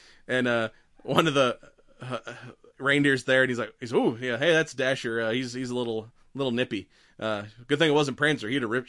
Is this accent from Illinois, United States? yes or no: no; Georgia, United States; I mean, we're from the South. I'm used to, like, your regular Georgia mule deer, which aren't that big